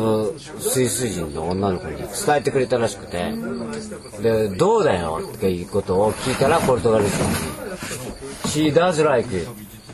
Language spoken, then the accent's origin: Japanese; Aichi, Japan; also born or lived in London, United Kingdom; 生まれも育ちも愛知県。